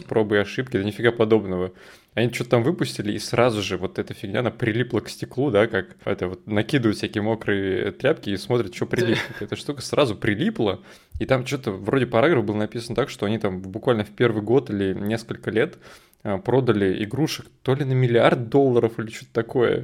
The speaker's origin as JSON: {"language": "Russian", "country": "Russia", "tie": "born or raised there", "said": "в детстве в России"}